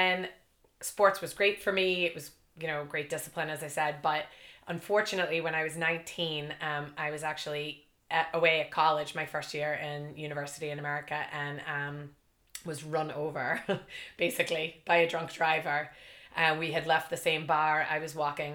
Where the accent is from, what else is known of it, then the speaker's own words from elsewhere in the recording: Boston, Massachusetts, United States; moved away as an adult; also born or lived in Ireland / Thailand; now in Northern Ireland; I grew up in Boston. Yeah. I was born in Boston